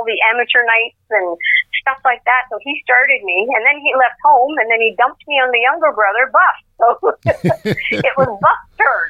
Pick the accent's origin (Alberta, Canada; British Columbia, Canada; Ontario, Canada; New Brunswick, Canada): New Brunswick, Canada; Baie-Sainte-Anne; I was born and raised in downtown Bay St. Anne, and I graduated from James M. Hill in 1978.